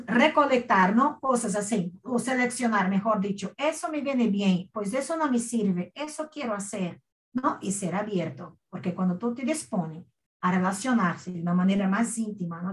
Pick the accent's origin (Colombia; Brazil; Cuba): Brazil; Northeast Region; accent: nordestino; first language Portuguese; Spanish is a second language; moved away as an adult; now in Spain; yo soy de una región llamada nordeste de Brasil y tenemos un acento, una forma de hablar